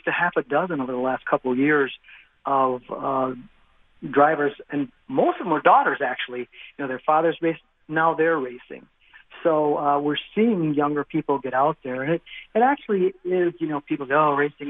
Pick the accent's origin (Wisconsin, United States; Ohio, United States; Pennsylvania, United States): Wisconsin, United States